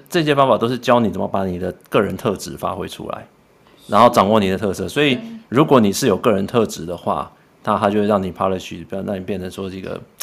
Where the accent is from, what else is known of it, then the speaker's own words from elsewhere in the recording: Taiwan; 就跟以前讲我们台湾人嘛